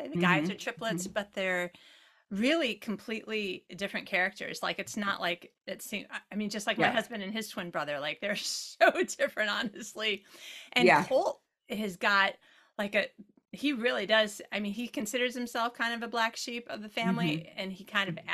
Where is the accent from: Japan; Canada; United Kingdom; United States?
United States; Midwest; moved away; I born and raised in the Midwest.